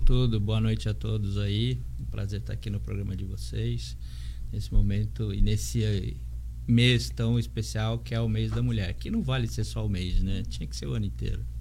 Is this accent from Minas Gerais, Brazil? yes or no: no; São Paulo, Brazil; now in Santos, Brazil; eu sou de São Paulo e moro aqui já há bastante tempo.